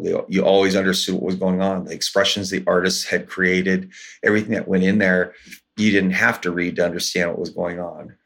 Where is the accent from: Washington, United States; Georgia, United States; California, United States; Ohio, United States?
Washington, United States; I grew up here in Washington State. Uh, my tribe is the Port Gamble Squalone tribe. Our reservation's locally known as Little Boston